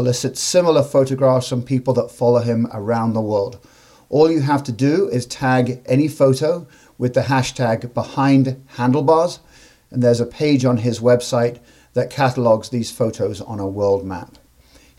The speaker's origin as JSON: {"language": "English", "region": "England", "country": "United Kingdom", "tie": "born or raised there", "moved": "yes", "lives_now": "United States", "said": "I grew up in England"}